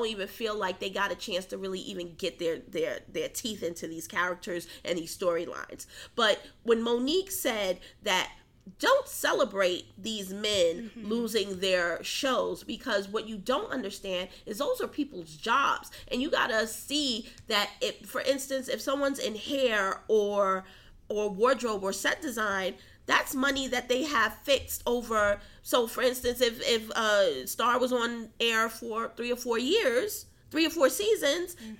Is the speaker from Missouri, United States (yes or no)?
no; New York City, New York, United States; moved away; also born or lived in Atlanta; I grew up in Harlem in a time when, you know, there were dead bodies in buildings